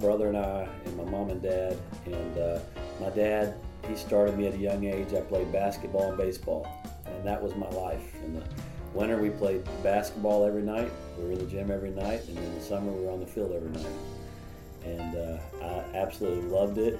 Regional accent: Fairview, North Carolina, United States; It was a very rural community called Fairview. It was about 20 minutes outside of Asheville

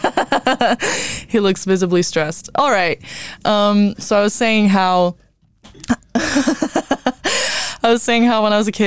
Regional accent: Brazil; moved away; I'm from Brazil

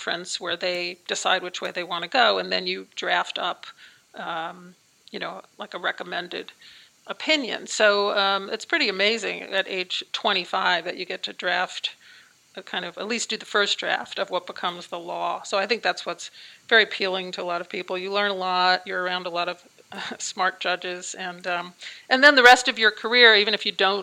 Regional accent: Wantagh, New York, United States; I grew up on Long Island, so basically the suburbs of New York City

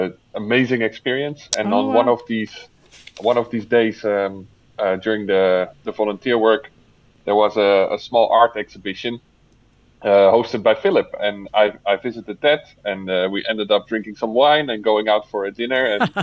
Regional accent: Netherlands; I'm from the Netherlands.

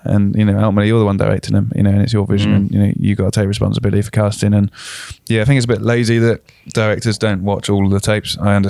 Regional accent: South of England, United Kingdom; as me being a Southerner or any Southern listeners sometimes can paint the North with one brush.

